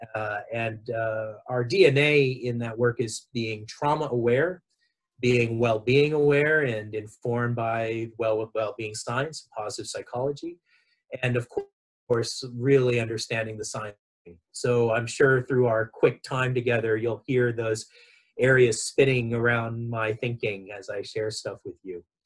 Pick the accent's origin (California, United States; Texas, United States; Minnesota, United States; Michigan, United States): California, United States; Los Angeles; accent: Southern California; moved away as an adult; also born or lived in New York City, United States; now in Victoria, Australia; I my accent is from Southern California. I was uh, raised in Los Angeles